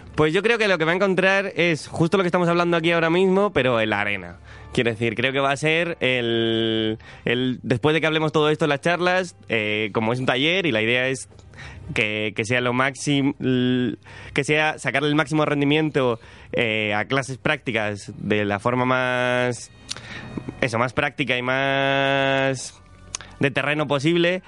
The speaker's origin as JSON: {"language": "Spanish", "town": "Cartagena", "region": "Region of Murcia", "country": "Spain", "moved": "yes", "lives_now": "Madrid, Spain", "said": "yo no soy de Madrid, yo soy de Cartagena"}